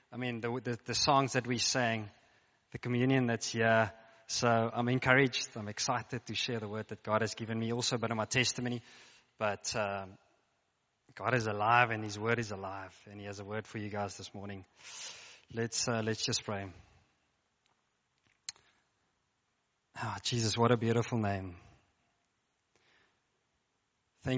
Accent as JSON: {"language": "English", "region": "Free State", "country": "South Africa", "tie": "born or raised there", "moved": "as an adult", "lives_now": "Stellenbosch, South Africa", "said": "I grew up in the Free State, United States of the Free State"}